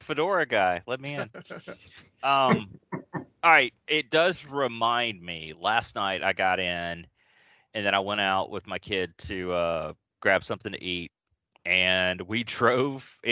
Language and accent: English; Columbia, Mississippi, United States; In my hometown of Columbia, Mississippi